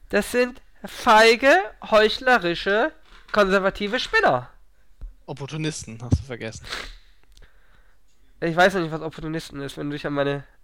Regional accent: Northern Germany, Germany; als Norddeutscher mag man aber saure, das trinkt man bei euch gar nicht, oder?

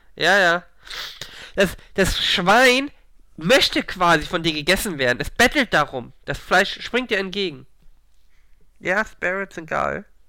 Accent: Hamburg, Germany; Ich bin aus Hamburg

